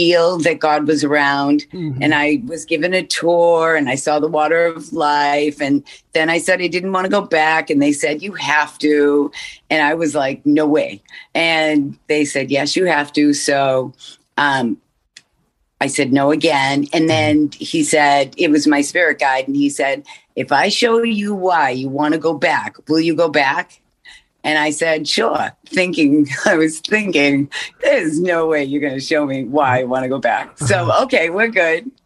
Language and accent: English; Massachusetts, United States; I'm from Massachusetts